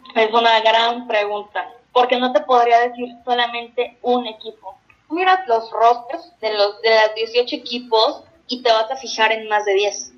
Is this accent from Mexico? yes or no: yes; Mexico; como mexicanos